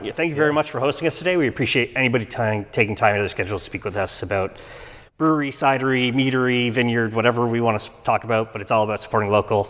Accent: Canada; I'm Canadian

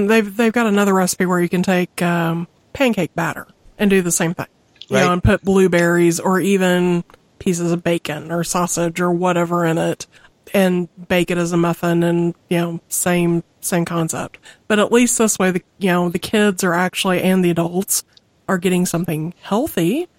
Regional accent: Missouri, United States; I'm from Missouri, you have to excuse me.

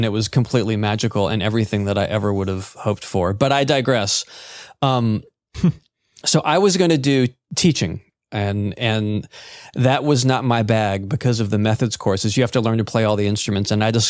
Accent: North Carolina, United States; also born or lived in Georgia; I was born in Georgia, but I moved up here like in middle school, essentially. So I've been here pretty much all my life in North Carolina.

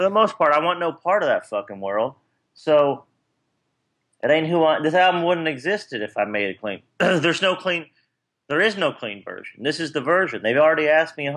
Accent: Kentucky, United States; now in Nashville, United States; growing up in Kentucky

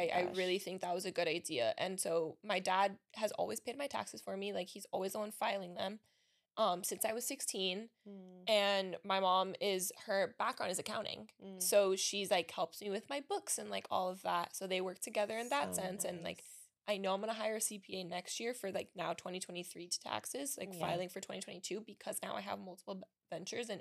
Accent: Miami, Florida, United States; first language Spanish; English is a second language; I'm from Miami, born and raised.

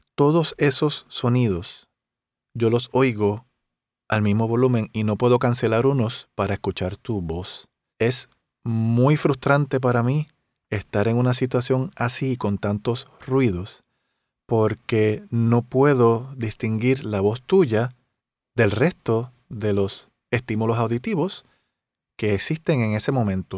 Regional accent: Río Grande, Puerto Rico; yo en Río Grande, en mi pueblo

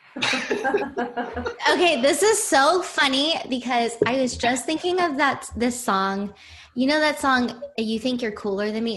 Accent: New Jersey, United States; moved away as an adult; also born or lived in Manhattan, New York / Brooklyn, New York / Hoboken, New Jersey; I was born in Manhattan, but I was raised in New Jersey, went to school in New Jersey

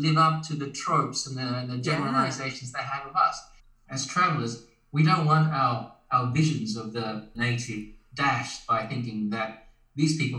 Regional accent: Australia; moved away as an adult; now in Japan; as an Australian, I've been living in Japan for 9 months now.

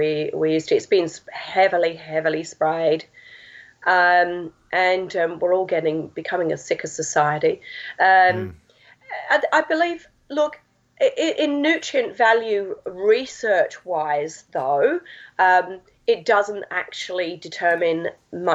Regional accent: Essex, East of England, United Kingdom; From England. I'm an Essex girl.

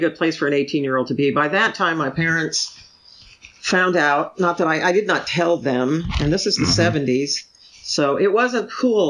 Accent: San Antonio, Texas, United States; also born or lived in Richardson; I grew up primarily in Hispanic areas. And then mm-hmm. after that, my dad moved up in his work. He worked for the federal government. So we moved all mm-hmm. over the place. We moved from San Antonio to Richardson, Texas.

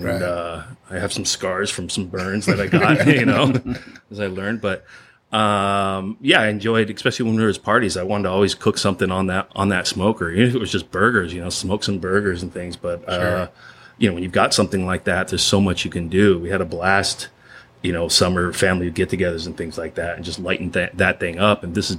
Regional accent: Escondido, California, United States; I grew up in Escondido.

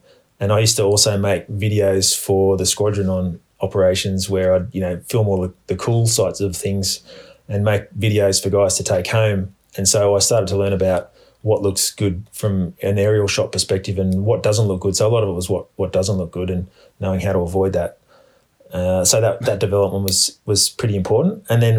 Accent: Australia; I grew up in Australia and I've got heaps of experience in the bush

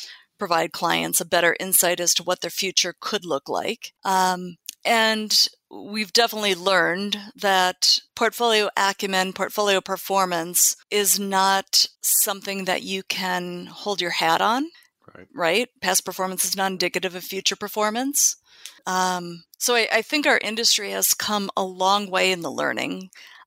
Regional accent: Minneapolis, Minnesota, United States; moved away as an adult; also born or lived in Dallas, Texas; now in California, United States; growing up in Minneapolis

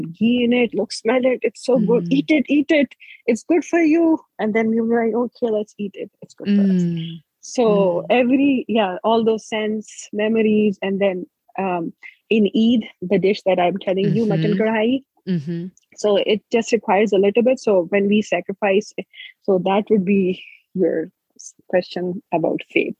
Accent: Islamabad, Islamabad Capital Territory, Pakistan; moved away; also born or lived in Kohat; growing up in Islamabad, when they came to Islamabad when we were younger

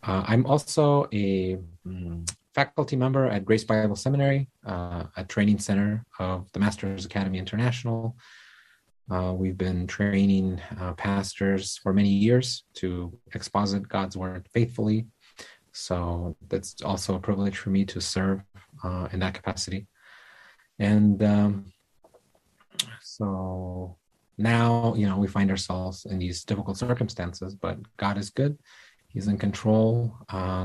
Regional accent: Kyiv, Ukraine; I was born and raised in Kyiv, Ukraine

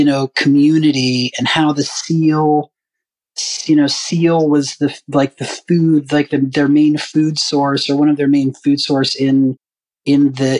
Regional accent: North Carolina, United States; I'm from North Carolina originally too. And I did have some early pig picking memories and stuff like that.

